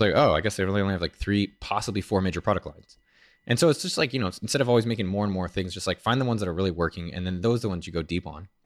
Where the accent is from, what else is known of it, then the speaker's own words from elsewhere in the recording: San Jose, California, United States; I'm from San Jose.